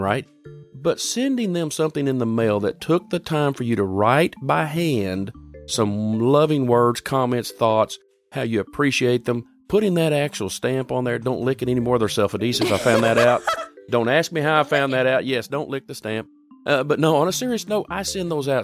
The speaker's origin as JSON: {"language": "English", "country": "United States", "tie": "born or raised there", "said": "I was born in America"}